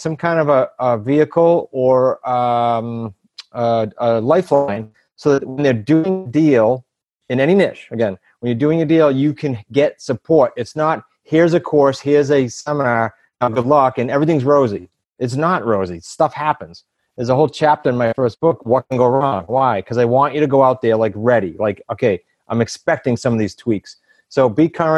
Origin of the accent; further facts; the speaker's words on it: New England, United States; we're from New England